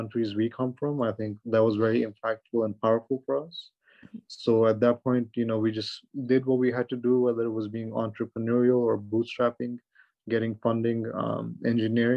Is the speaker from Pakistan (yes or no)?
yes; Pakistan; moved away as an adult; now in United States; I'm from Pakistan